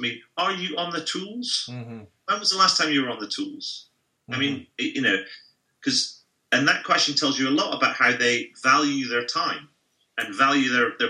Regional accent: United Kingdom; as a Brit, I would never give somebody a 10 just because I wouldn't.

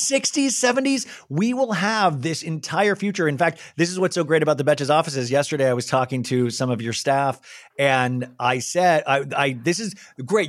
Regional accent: United States; as an American

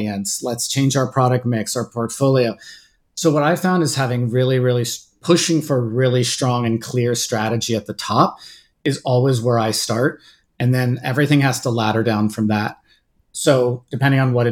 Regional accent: Bay Area, California, United States; moved away; also born or lived in Washington, D.C.; I grew up in the Bay Area and kind of Silicon Valley during the kind of dot-com boom in the late 90s

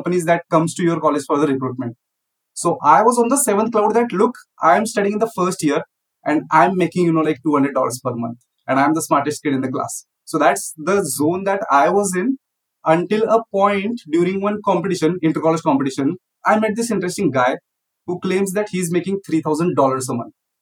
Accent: India; also born or lived in Bangalore, India; living in a village of India. So my hometown, for example, has less than 4,000 population

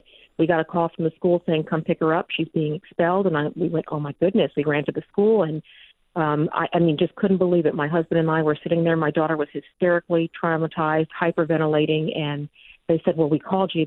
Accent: Texas, United States; moved away; until we moved back to my home state of Texas

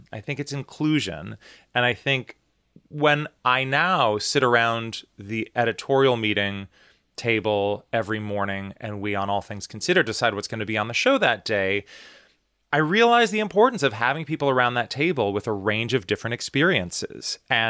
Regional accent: United States; the fact that I'm an American, the fact that I grew up in the U.S., the fact that, you know, I live in this country that has an ocean on either side of us

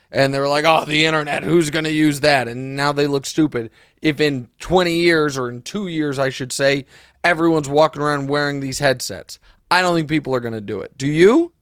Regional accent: Kansas City, United States; I used to say this all the time about my hometown. I've probably said it on the podcast. The only difference between Kansas City and Des Moines is we have the Chiefs and the Royals

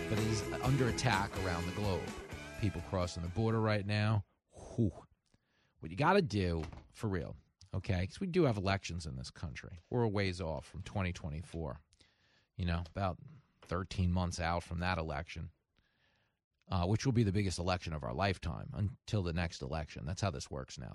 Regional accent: Long Island, New York, United States; I grew up on Long Island

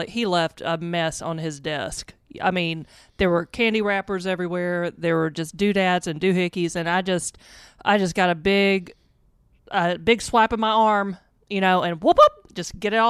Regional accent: Arkansas, United States; I'm from Arkansas.

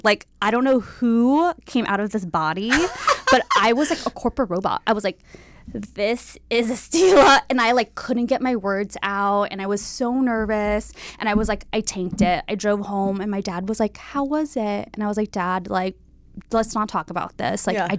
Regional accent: Bay Area, California, United States; also born or lived in San Diego; Yes, I'm from the Bay Area.

